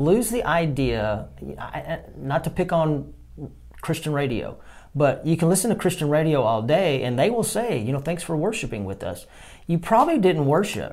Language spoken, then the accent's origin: English; Texas, United States; I'm from Texas